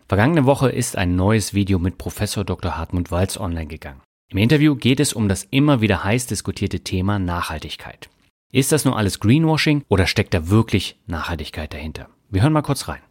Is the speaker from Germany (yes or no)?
yes; Germany; als Deutscher